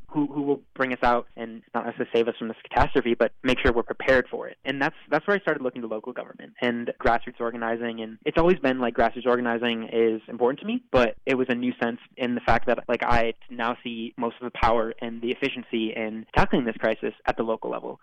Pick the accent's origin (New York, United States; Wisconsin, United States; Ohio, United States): Wisconsin, United States; Madison; growing up in Madison